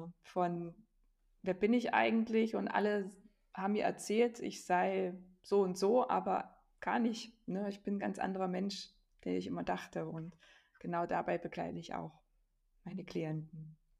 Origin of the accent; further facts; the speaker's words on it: Thuringia, Germany; also born or lived in near Stuttgart / near Jena; bin Thüringerin und lebe aber inzwischen an zwei Standorten, nämlich in der Nähe von Stuttgart auch, da wo mein Mann herkommt, und in der Nähe von Jena.